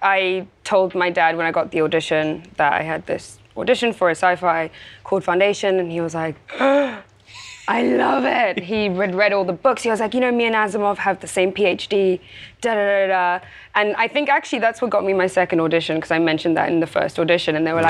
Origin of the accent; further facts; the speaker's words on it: Zimbabwe; born there; also born or lived in Spain / South Africa; Yeah, I was born in Zimbabwe.